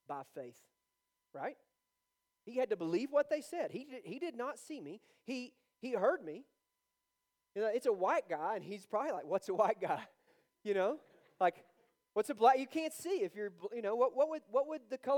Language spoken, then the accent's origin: English; Georgia, United States; I'm from Georgia.